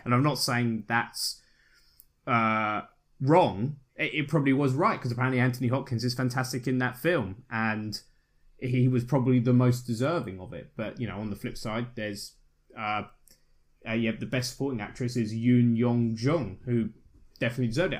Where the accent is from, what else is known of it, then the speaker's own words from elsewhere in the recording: United Kingdom; I'm British